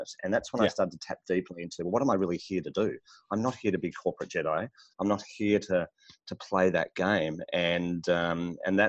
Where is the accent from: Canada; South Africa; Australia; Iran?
Australia; Melbourne, Victoria; I'm in Melbourne, Australia. And born and bred here